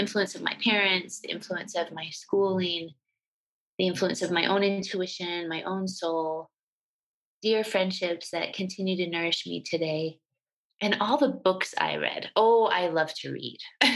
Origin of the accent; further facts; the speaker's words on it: Utah, United States; moved away as an adult; also born or lived in New Jersey; I grew up in a small town in Utah in the 70s and 80s